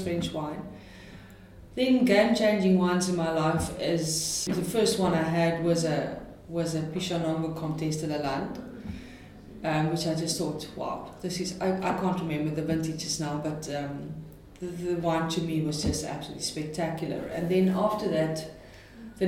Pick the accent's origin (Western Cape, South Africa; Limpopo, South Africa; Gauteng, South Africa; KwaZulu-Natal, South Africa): Western Cape, South Africa; Stellenbosch; I come from Stellenbosch, and Stellenbosch has got a style